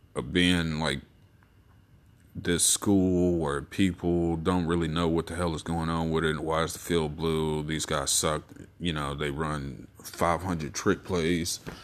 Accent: Texas, United States; me being a Texan

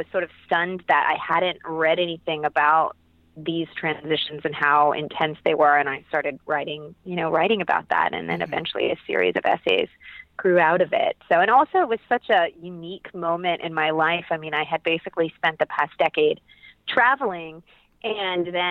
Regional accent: Columbus, Ohio, United States; I grew up in Columbus, Ohio

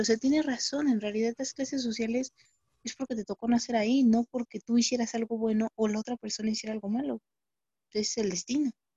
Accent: Mexico; mujer mexicana del siglo XXI

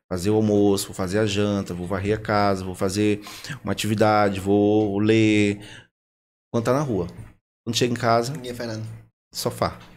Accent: Northeast Region, Brazil; eu sou nordestino, né? Então lá o forró pra gente é o que rola. E assim que eu cheguei aqui, eu fui convidado pra ir no forró. Eu pensava que era igual lá da minha terra, né?

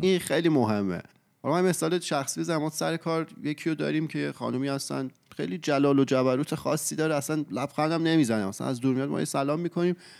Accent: Iran; moved away as an adult; now in Canada; سه سال و نیمه پیش که من از ایران اومدم کانادا

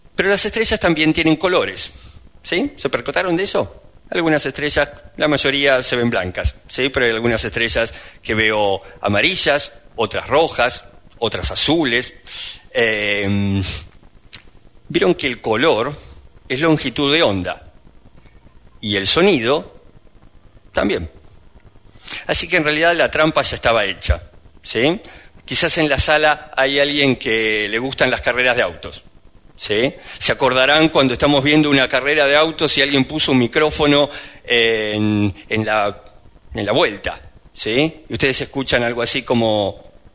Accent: Argentina; soy argentino

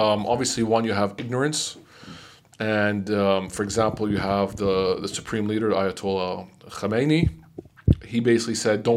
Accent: Lebanon; moved away; Lebanon, sadly, my home country

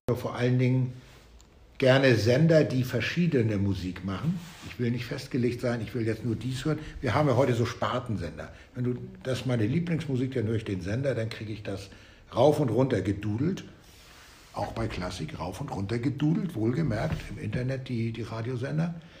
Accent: Flensburg, Schleswig-Holstein, Germany; now in Hamburg, Germany; dann werden wir in vier Jahren in meine Heimat zurückgehen, nach Flensburg, eine der schöneren Städte im Norden. Da komme ich her

